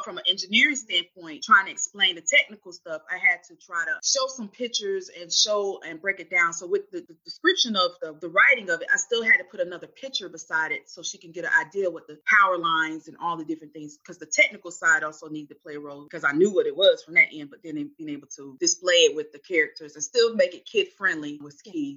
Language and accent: English; Winston-Salem, North Carolina, United States; also born or lived in Charlotte, North Carolina; I'm from Winston, North Carolina. So I'm from North Carolina.